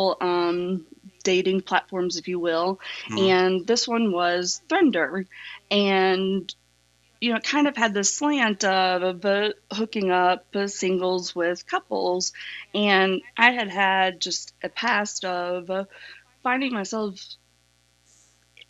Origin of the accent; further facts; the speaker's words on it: East Tennessee, United States; moved away as an adult; also born or lived in Boston; I grew up in the South in Tennessee.